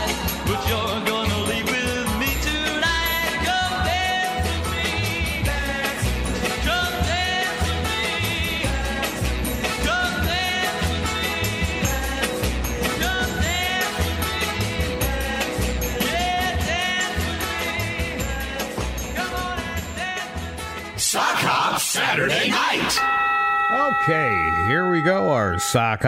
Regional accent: Bridgeport, Connecticut, United States; moved away; From my hometown, Bridgeport, Connecticut, many, many years ago. I lived there.

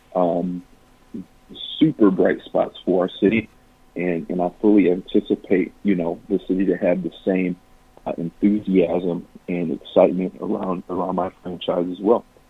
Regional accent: Flint, Michigan, United States; my hometown and for my community.

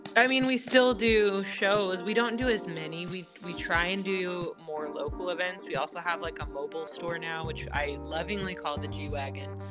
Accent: Washington, United States; moved away; we're from Washington State originally.

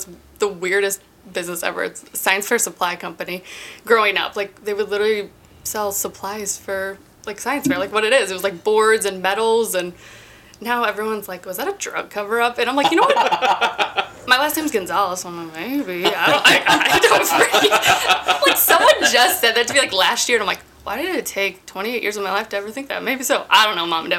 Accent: Columbia, United States; Born and raised in Columbia.

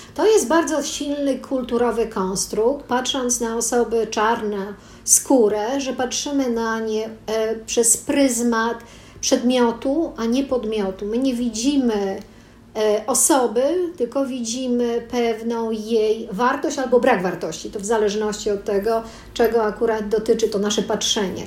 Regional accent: Poland; urodziłam się w Polsce

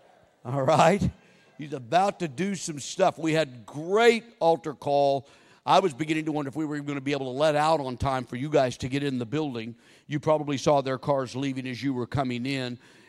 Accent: Oklahoma, United States; also born or lived in Texas; I grew up in Texas, born in Texas, raised in Oklahoma

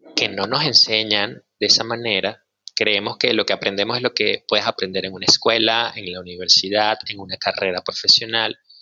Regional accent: Maracay, Aragua, Venezuela; moved away as an adult; also born or lived in Caracas; now in Mexico; Nací en Caracas y crecí en una ciudad que se llama Maracay

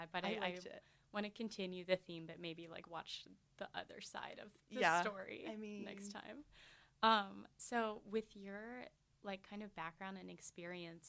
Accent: Nashville, Tennessee, United States; moved away as an adult; now in St Andrews, United Kingdom; I'm from Nashville

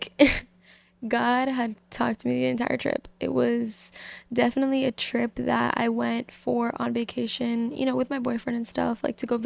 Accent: Massachusetts, United States; I'm 21 years old. I'm from Massachusetts.

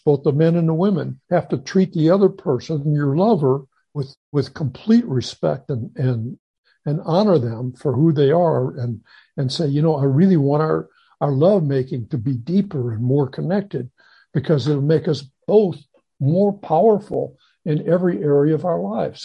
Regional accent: St. Louis, Missouri, United States; moved away; I grew up in St. Louis

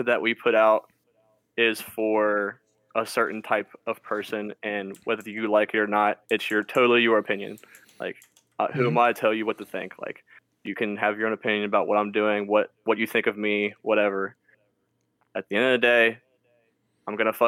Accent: Cincinnati, Ohio, United States; we are from Cincinnati

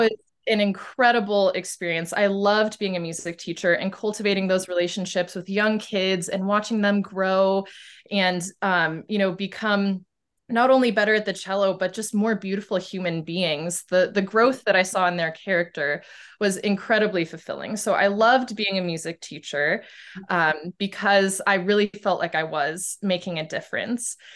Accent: Boise, Idaho, United States; I am from Boise, Idaho, um, which is in the Pacific Northwest of the United States.

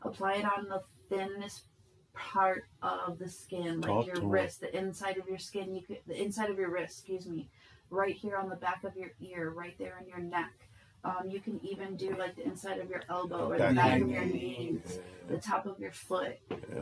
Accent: Chicago, Illinois, United States; also born or lived in Rockford; now in Las Vegas, United States; I'm from Chicago originally

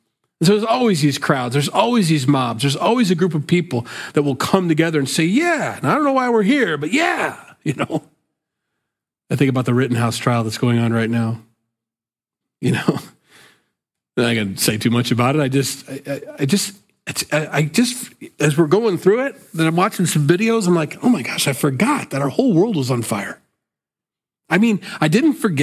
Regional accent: Sioux City, Iowa, United States; I'm from the Midwest, I'm from Sioux City, Iowa, just so you think I didn't come from like a coast and think, you backwards hicks. No, I'm a hick. I was born here

